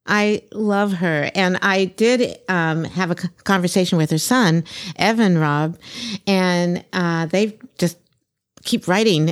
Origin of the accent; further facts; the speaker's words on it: Maryland, United States; I grew up in Maryland